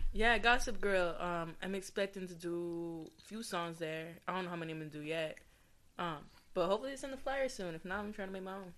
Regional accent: Adelanto, California, United States; now in Temecula, United States; I'm originally from the high desert, Adelanto, California

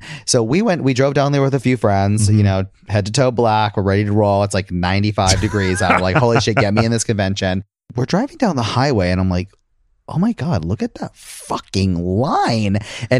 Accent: Connecticut, United States; moved away; I'm from Connecticut originally.

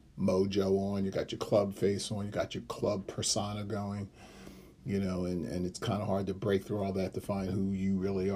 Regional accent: Ghana; I'm from Ghana, so that's on one side of the continent to the other.

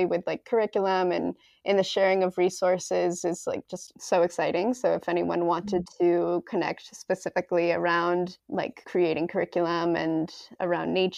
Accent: Massachusetts, United States; also born or lived in Chicago; now in New York, United States; I'm in the East Coast, but it's also very, very great. And I'm from Massachusetts

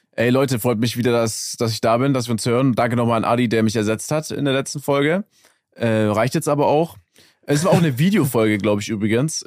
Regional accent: Germany; als Deutscher

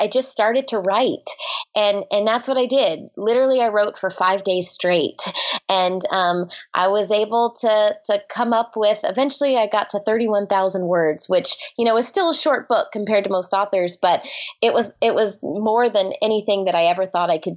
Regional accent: Orlando, Florida, United States; I grew up in Orlando, Florida.

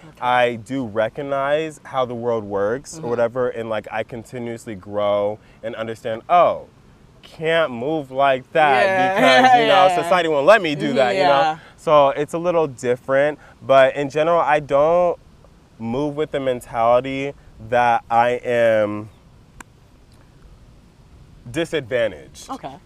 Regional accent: California, United States; I grew up in Orange County

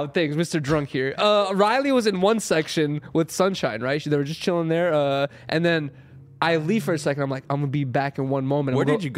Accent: Russia; now in United States; I was born in Russia, right?

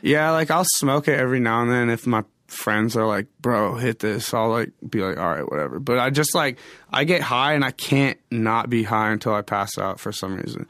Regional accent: Medicine Hat, Alberta, Canada; moved away; also born or lived in Edmonton / Wisconsin; I was born in Edmonton, but I grew up in a city called Medicine Hat, which is like a few hours uh, away from Calgary

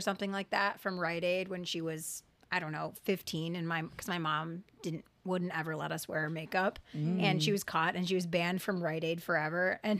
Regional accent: Argentina; moved away; my birth in Argentina

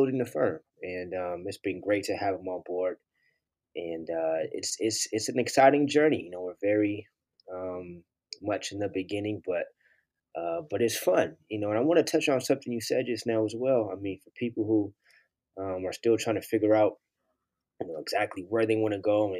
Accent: Oakland, California, United States; I grew up in Oakland

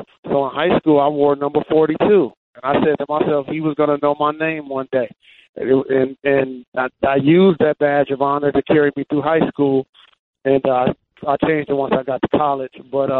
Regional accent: California, United States; And I grew up in Southern California, and we used to have this team in California, and then my dad was the coach

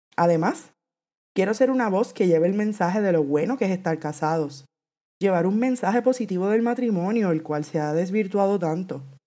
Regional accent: Puerto Rico; soy puertorriqueña, actualmente vivo en Puerto Rico

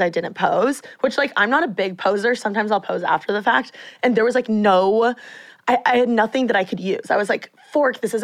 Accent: Bloomington, Indiana, United States; now in Los Angeles, United States; I'm from Bloomington

